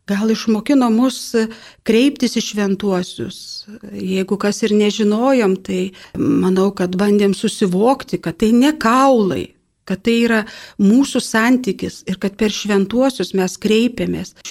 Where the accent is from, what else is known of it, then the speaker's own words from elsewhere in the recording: Lithuania; esu iš Kaišėdarių viskupijos